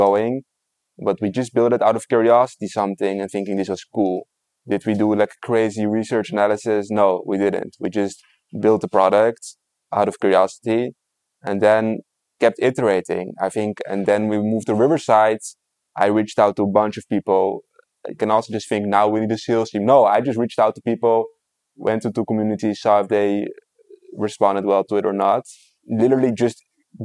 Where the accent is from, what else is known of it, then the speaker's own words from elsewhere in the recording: Netherlands; now in Israel; I'm from the Netherlands